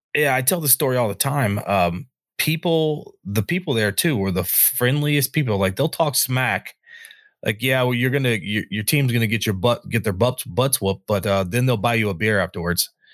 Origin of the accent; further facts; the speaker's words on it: North Carolina, United States; moved away as an adult; now in Antelope Valley, United States; I was born and raised in North Carolina